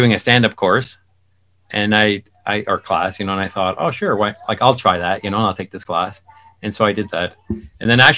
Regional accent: South Shore of Montreal, Quebec, Canada; I grew up on the South Shore.

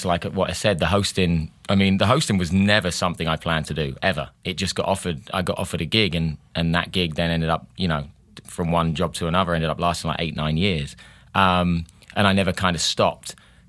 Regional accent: Hastings, South East England, United Kingdom; Yes, no, I really am from Hastings.

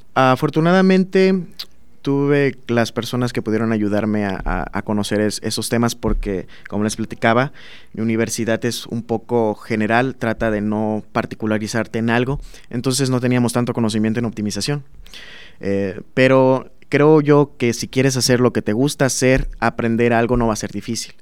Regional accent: Minatitlán, Veracruz, Mexico; moved away as an adult; now in Celaya, Mexico; en el sur de Veracruz, que es donde yo soy, soy de Minatitlán

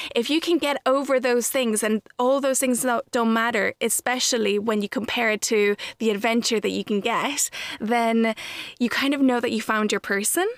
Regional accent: Ireland; also born or lived in Mexico; I was raised in Ireland

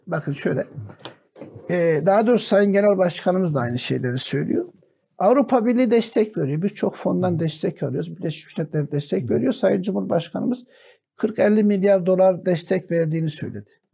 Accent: Antakya, Hatay, Turkey; Bizim Antakya Ova Halep Sancağı'na bağlıydı.

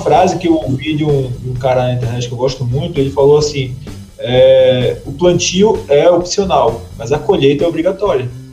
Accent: Brazil

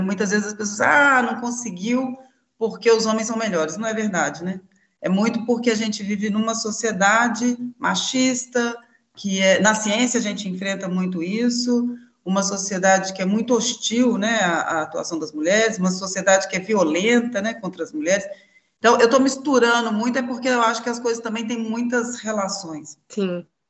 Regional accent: Belo Horizonte, Minas Gerais, Brazil; E eu sou aqui de Belo Horizonte, Minas Gerais

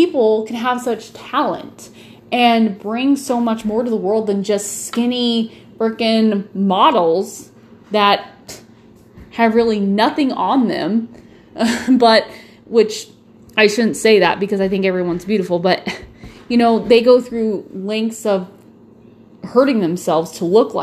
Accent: Nebraska, United States; I'm from Nebraska. We love our beef.

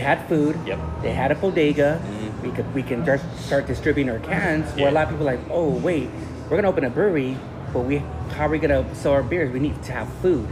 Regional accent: Long Beach, California, United States; also born or lived in Wilmington, California; I was born in Long Beach Memorial Hospital. I used to live in the harbor area mm-hmm. in Wilmington

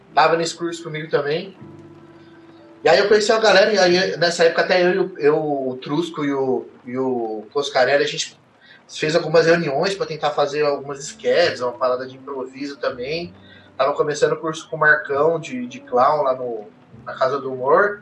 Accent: Mogi das Cruzes, São Paulo, Brazil; eu sou de Mogi das Cruzes

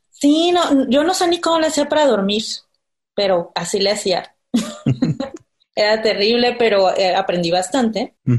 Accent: Villahermosa, Tabasco, Mexico; moved away as an adult; now in Mexico City, Mexico; soy de Villahermosa, Tabasco, vengo aquí viviendo desde hace siete años

